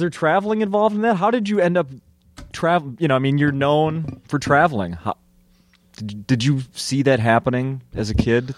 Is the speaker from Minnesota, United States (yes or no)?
yes; Minnesota, United States; growing up in Minnesota back then